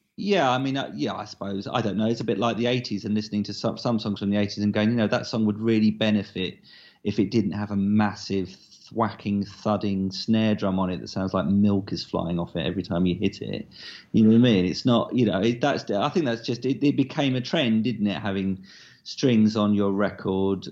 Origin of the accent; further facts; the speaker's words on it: Southend-on-Sea, East of England, United Kingdom; my hometown of South N on C